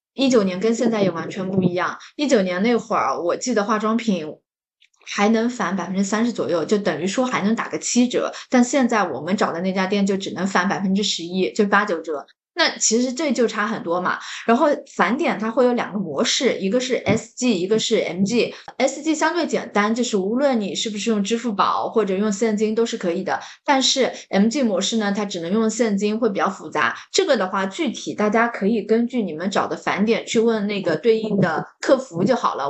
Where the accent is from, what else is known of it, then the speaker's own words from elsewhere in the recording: Jiangsu-Zhejiang, China; 像我们江浙人就喜欢吃